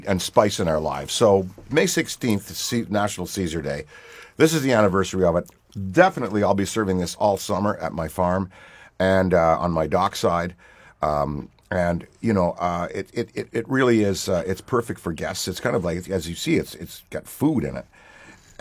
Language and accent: English; Ottawa, Ontario, Canada; I was born on July 1st in Ottawa, Ontario, Canada